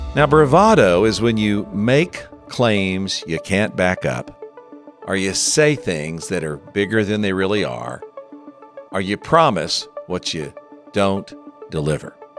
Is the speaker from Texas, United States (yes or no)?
yes; West Texas, United States; growing up in West Texas, I knew some colorful characters